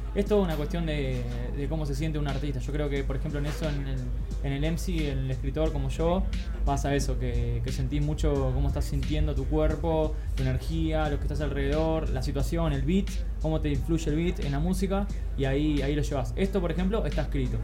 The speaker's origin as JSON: {"language": "Spanish", "country": "Argentina", "accent": "Argentine", "moved": "yes", "lives_now": "Barcelona, Spain", "said": "en nuestro acento, argentinos"}